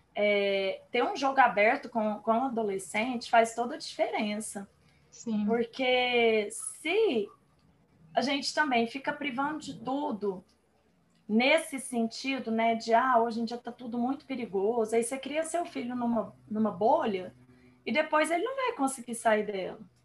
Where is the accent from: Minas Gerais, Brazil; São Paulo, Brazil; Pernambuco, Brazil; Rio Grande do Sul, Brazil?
Minas Gerais, Brazil; Uberlândia; nós somos aqui de Uberlândia, Minas Gerais